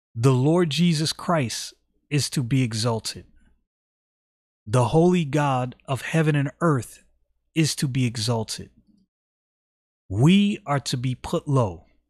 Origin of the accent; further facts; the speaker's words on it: United States; I'm an American citizen